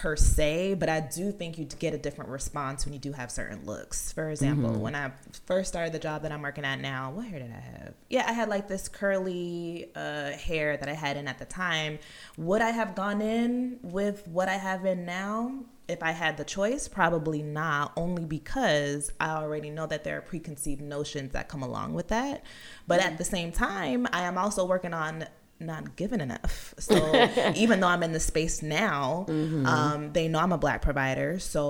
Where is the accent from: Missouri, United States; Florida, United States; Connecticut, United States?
Florida, United States; Miami; because I'm from Miami, obviously.